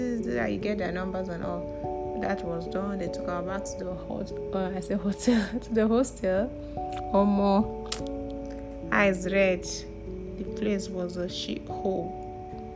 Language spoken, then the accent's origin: English; Kogi, Nigeria; I'm from Kogi State